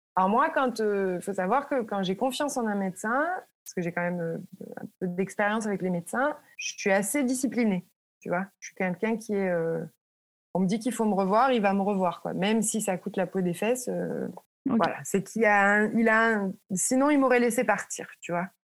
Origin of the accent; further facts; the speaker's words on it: France; moved away as an adult; now in United States; en tant que Français